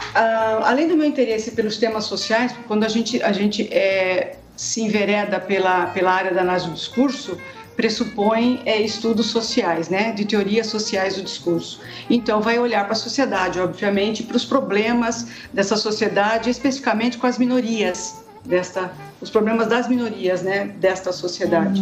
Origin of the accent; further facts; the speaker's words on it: Sorocaba, São Paulo, Brazil; moved away as an adult; also born or lived in Curitiba; voltei para Sorocaba e Votorantim, que é a minha terra